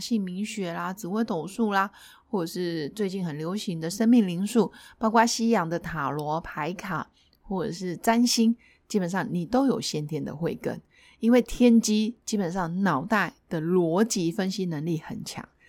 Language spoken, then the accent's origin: Chinese; China; 原因是我们就是中国人，中国人毕竟有五千年以上的历史